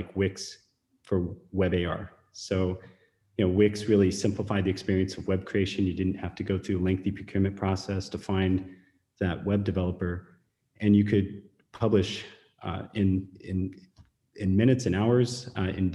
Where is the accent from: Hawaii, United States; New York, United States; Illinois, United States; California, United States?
California, United States; Silicon Valley; moved away as an adult; also born or lived in Beijing, China; I was born in Silicon Valley, recruited to go to China and worked in Beijing for 8 years